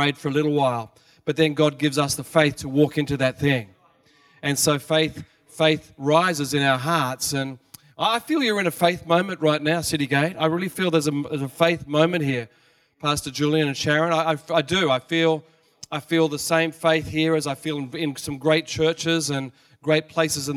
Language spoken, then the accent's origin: English; Australia; moved away as an adult; also born or lived in Sydney, Australia; now in Japan; I guess you can hear by now I'm from Australia.